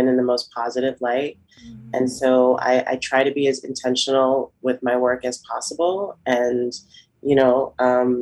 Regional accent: Boston, Massachusetts, United States; now in New York City, United States; I'm from Boston, but I currently live in New York City

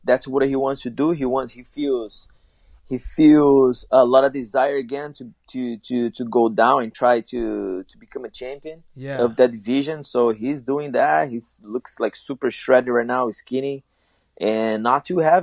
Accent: São Paulo, Brazil; now in South Florida, United States; São Paulo, my hometown

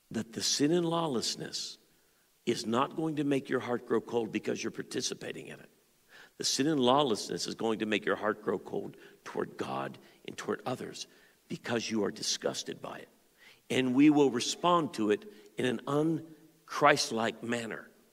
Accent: Pittsburgh, Pennsylvania, United States; I grew up in the Pittsburgh area.

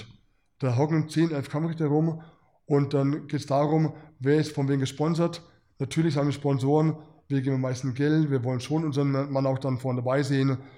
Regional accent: Germany; mit dem Hintergrund als Deutscher

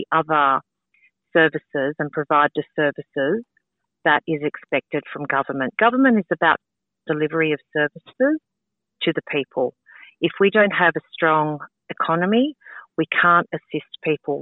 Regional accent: Sutherland Shire, New South Wales, Australia; I grew up in the Sutherland Shire and I still live in the Sutherland Shire

